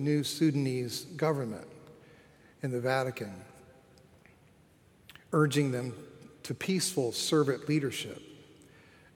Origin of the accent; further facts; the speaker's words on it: Florida, United States; moved away as an adult; also born or lived in Philadelphia; I'm from Florida